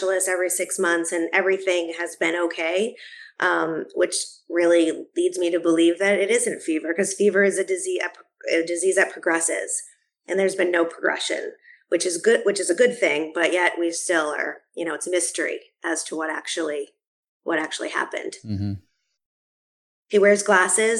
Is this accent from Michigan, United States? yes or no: no; Boston, Massachusetts, United States; moved away; I'm from Boston originally